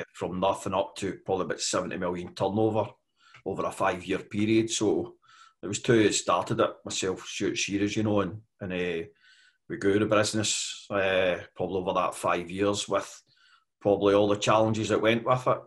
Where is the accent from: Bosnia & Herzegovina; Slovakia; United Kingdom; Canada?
United Kingdom; west coast of Scotland; I come from uh, here on the west coast of Scotland. Uh, I was born and bred there.